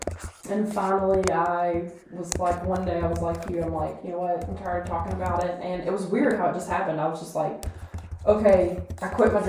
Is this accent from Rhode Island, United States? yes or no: no; Kentucky, United States; moved away; oh, I'm from, you know, Kentucky.